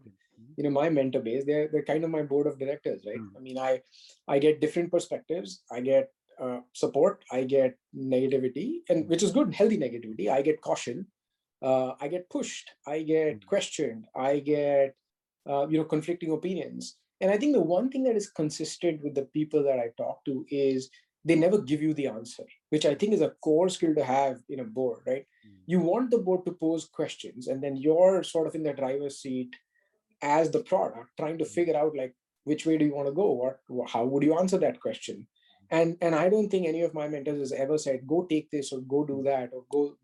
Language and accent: English; Mumbai, Maharashtra, India; growing up in Bombay